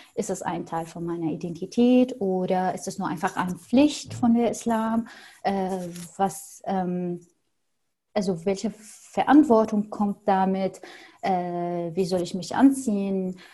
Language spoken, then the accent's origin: German; Syria; first language Arabic; German is a second language; moved away as an adult; also born or lived in Berlin; now in Germany; ich bin Arabisch-Muttersprachlerin und ich komme aus Syrien